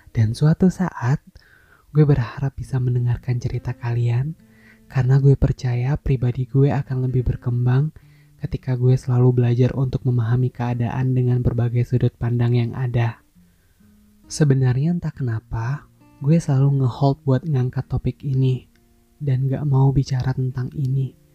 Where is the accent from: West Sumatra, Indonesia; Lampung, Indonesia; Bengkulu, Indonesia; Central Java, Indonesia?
West Sumatra, Indonesia; Padang; Kemarin pas abang gue merit dan gue balik ke Padang, kampung halaman gue, I'm really happy for that.